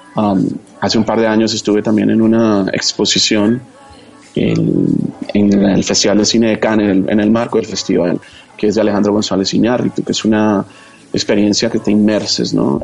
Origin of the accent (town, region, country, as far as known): Colombia